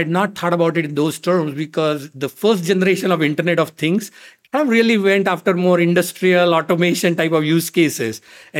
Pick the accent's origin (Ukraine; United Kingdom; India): India; moved away as an adult; now in United States; I was obviously very fortunate growing up in India, as you can imagine, access to technology